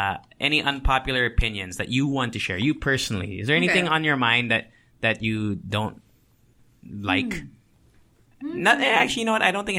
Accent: Tokyo, Japan; moved away; I think mixed three. I grew up in Tokyo.

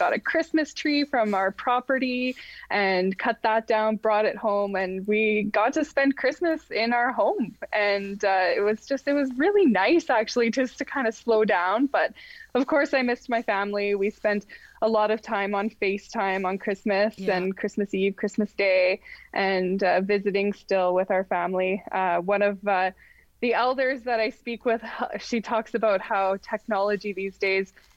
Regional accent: Rossland, British Columbia, Canada; I was born and raised in British Columbia in a small town called Rossland

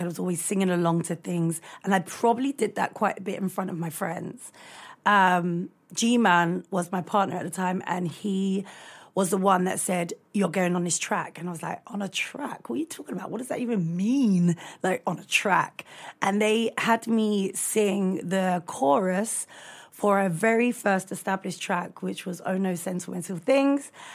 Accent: London, United Kingdom; I grew up in Brixton

